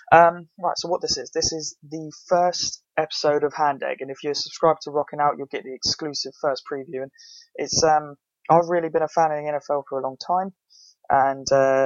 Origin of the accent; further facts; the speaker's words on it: England, United Kingdom; because I mean, we're all British and it's getting popular